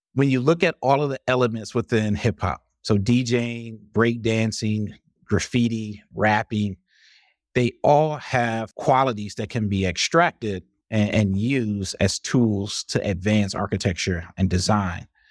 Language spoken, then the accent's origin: English; Highland Park, Michigan, United States; moved away as an adult; also born or lived in Detroit / Madison, Wisconsin; I grew up in Michigan in a city called Highland Park